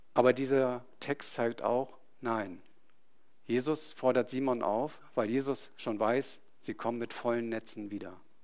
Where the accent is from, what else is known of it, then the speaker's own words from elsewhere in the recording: Itzehoe, Schleswig-Holstein, Germany; moved away; Ich hatte meine, meinen Freundeskreis dort, meine Familie, also ich bin im Umfeld da groß geworden